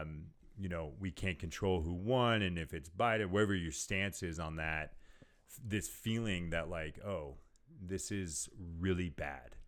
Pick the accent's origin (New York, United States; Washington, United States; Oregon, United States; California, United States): California, United States; moved away; I'm from California